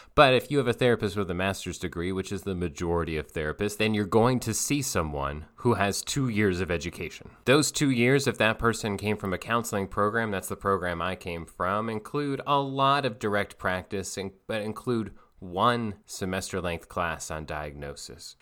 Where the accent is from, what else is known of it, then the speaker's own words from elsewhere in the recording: Asheville, North Carolina, United States; I'm from Asheville, North Carolina